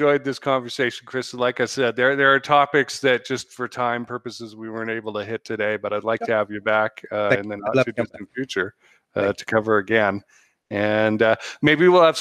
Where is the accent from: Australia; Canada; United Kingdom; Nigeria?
Canada; North Vancouver, British Columbia; moved away as an adult; now in United States; I have 6 years of municipal high-level volunteer experience back in my hometown